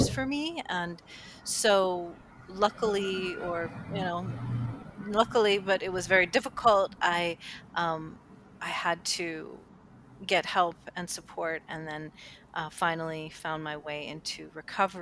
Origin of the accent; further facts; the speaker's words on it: Cleveland, Ohio, United States; I grew up in Cleveland, Ohio at the time